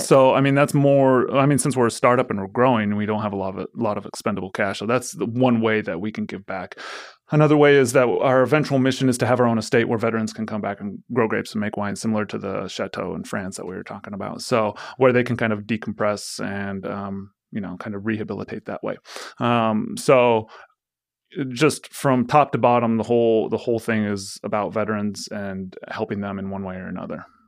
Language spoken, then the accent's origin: English; Forest Grove, Oregon, United States; I grew up in Forest Grove